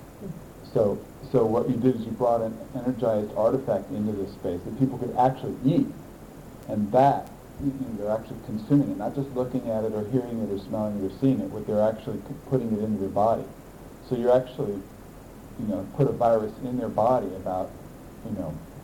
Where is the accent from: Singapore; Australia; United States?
United States; I'm an American